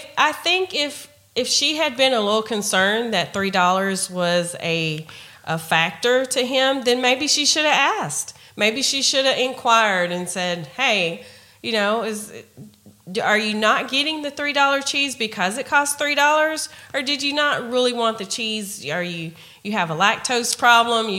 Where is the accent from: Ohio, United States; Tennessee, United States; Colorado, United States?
Tennessee, United States; we're from Tennessee